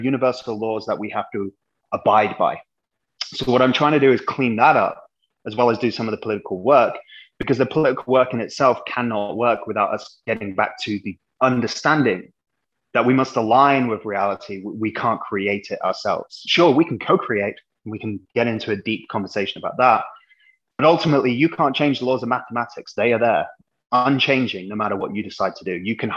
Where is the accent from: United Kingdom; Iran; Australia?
United Kingdom; England; moved away as an adult; now in United States; I'm an Englishman, as anyone can hear